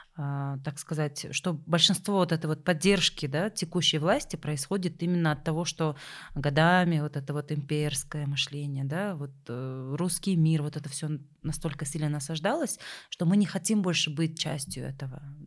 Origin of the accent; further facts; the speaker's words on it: Kyrgyzstan; для вот нас, для кыргызстанцев